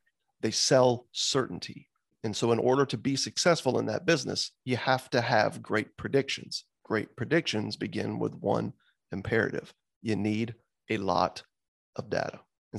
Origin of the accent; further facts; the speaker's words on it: the South, United States; So it's a hard name, man. I'm from the South.